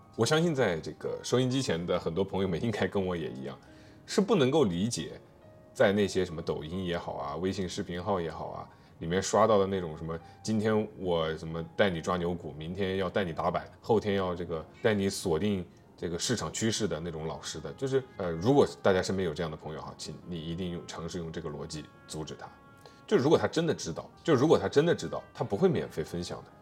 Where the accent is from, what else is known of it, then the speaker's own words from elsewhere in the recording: China; 我们中国人